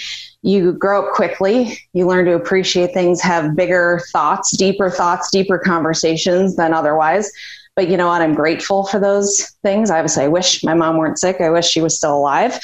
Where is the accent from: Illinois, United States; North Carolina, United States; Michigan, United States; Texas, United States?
Illinois, United States; Chicago; So I am from Chicago, grew up in the north suburbs